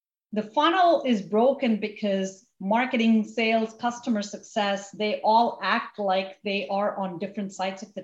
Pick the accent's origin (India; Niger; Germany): India; now in United States; where I grew up in India and my whole story of coming to this country